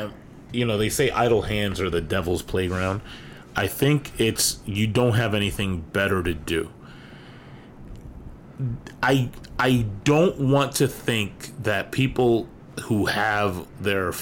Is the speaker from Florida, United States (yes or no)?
no; New York, United States; I'm from New York and I remember going to Yankee games